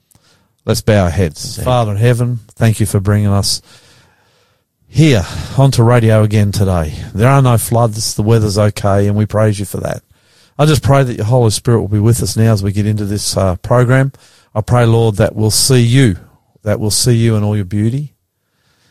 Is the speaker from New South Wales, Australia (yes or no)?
no; Queensland, Australia; I was brought up in Queensland